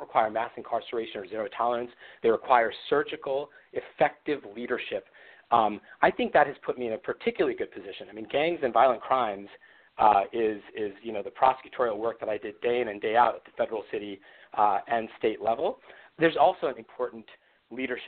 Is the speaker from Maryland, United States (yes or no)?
yes; Baltimore, Maryland, United States; I was a boy from Baltimore